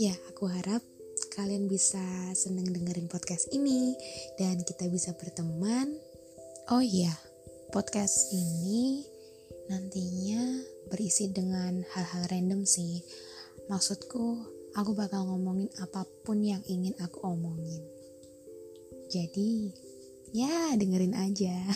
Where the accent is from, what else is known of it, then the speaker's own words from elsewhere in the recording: Java, Indonesia; aku juga orang Jawa asli jadi nanti kalau misalnya ada logat yang aneh atau tutur bahasa yang lucu buat kalian mungkin aku minta maaf